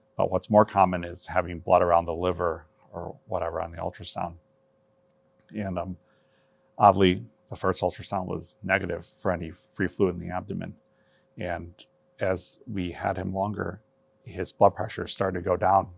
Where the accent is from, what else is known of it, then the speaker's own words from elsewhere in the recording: Michigan, United States; also born or lived in Taiwan; I grew up in Michigan, um, I immigrated to the United States in nineteen seventy-nine from the island of Taiwan